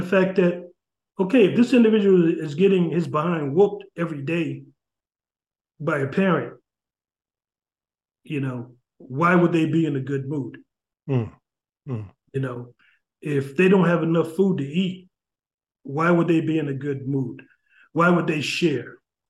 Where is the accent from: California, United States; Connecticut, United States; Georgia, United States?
Connecticut, United States; New Haven; You know, as when I was growing up in New Haven, I grew up, you know, in the projects in Ashland Street, and it was heaven at times, and it was hell at times, you know.